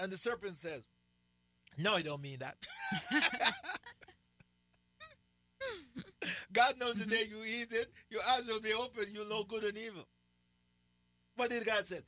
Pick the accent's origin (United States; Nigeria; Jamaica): Jamaica; accent: Jamaican; I still have my Jamaican accent